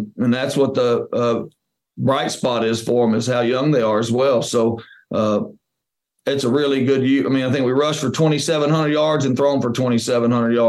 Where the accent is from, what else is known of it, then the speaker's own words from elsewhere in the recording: Winnsboro, Texas, United States; it's just such a blessing to be back in my hometown, you know, coaching my buddies' kids